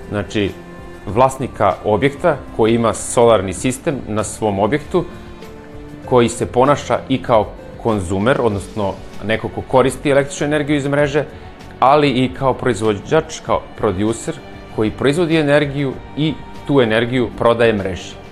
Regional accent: Serbia; kod nas u Srbiji

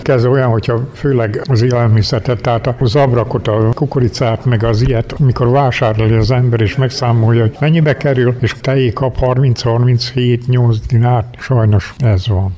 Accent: Banat, Kanizsa municipality, Vojvodina, Serbia; bánáttól származom, Kanizsamon-Ostorról

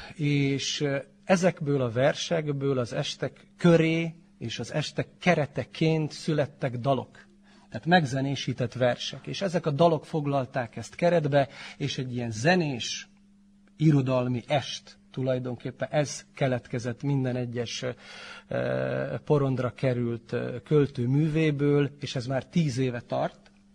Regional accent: Subotica, Vojvodina, Serbia; also born or lived in Torda / Palić; három éves lehettem, azt hiszem, tehát 73-as születésű vagyok, és ha jól tudom, akkor 76-ban költöztek a szüleim Szabadkára

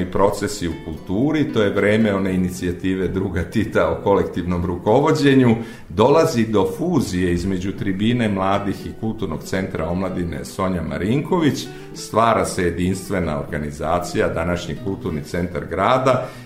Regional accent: Bijeljina, Republika Srpska, Bosnia & Herzegovina; born there; also born or lived in Valjevo / Podgorica / Pljevlja; moja mama je otišla u svoju rodnu Bijeljinu. Tamo se porodila i meni u krštenici piše da sam rođen u Bijeljini, iako sam tamo bio samo dve nedelje dok mama nije osnažila i dok se nismo

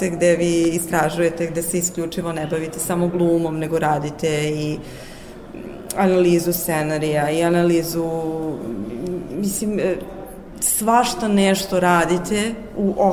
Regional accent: Pančevo, Vojvodina, Serbia; Pančevo, moj rodni kraj, mislim, grad u kome sam rođena.

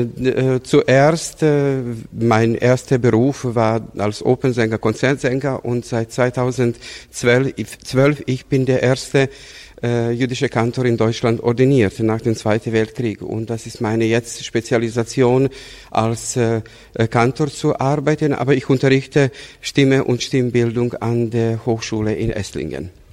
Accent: Bela Crkva, Vojvodina, Serbia; moved away as an adult; also born or lived in Novi Sad, Serbia / Belgrade, Serbia / Munich, Germany; now in Augsburg, Germany; Ich bin in Weißkirchen geboren, aufgewachsen, in Novi Sad studiert.

